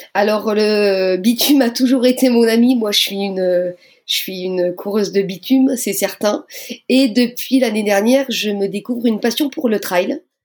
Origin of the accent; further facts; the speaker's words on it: Moselle, near Metz, Grand Est, France; je viens de Moselle, donc on va dire pour situer, pour les gens qui ne me connaissent pas, juste à côté de Metz